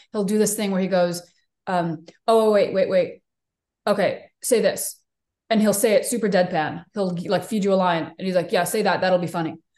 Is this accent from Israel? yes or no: yes; Israel; moved away; also born or lived in New York; I grew up in Israel for most of my childhood